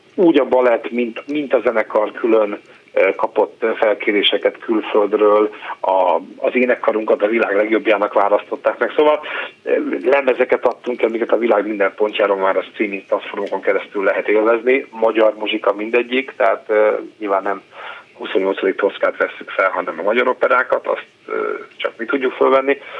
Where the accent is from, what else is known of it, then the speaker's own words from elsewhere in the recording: Veszprém, Veszprém County, Hungary; gyerekkoromban Veszprémben